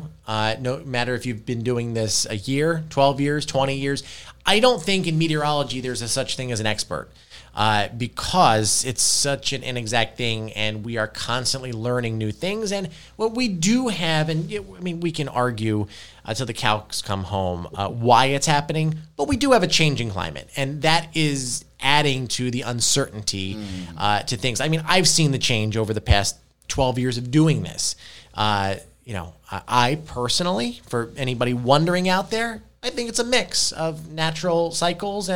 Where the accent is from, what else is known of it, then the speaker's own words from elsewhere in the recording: Brigantine, New Jersey, United States; My grandmother raised me. I grew up in Brigantine.